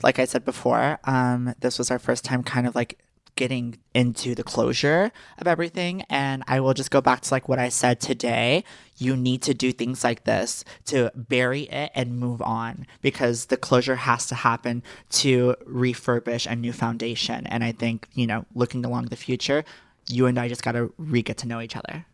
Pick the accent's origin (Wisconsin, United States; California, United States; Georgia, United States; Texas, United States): Texas, United States; I am from Texas, and I will always be a Texas girl at heart.